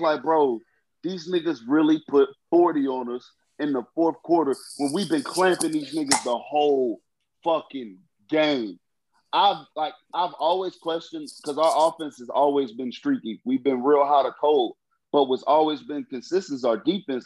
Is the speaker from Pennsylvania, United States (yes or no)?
yes; Philadelphia, Pennsylvania, United States; I'm from Philly, bro. The Liberty Bell is dear to my heart